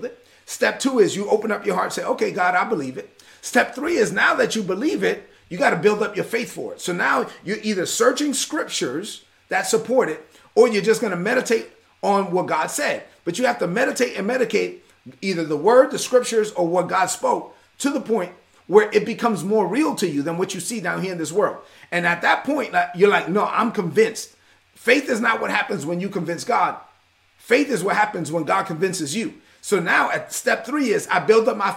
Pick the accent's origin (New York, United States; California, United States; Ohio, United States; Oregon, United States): New York, United States; New York City; I'm a son of immigrants who came to this country and I was raised in East New York, Brooklyn